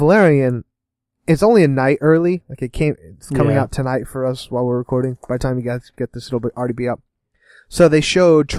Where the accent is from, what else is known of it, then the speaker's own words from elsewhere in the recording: Oregon, United States; now in Kentucky, United States; I'm from Oregon.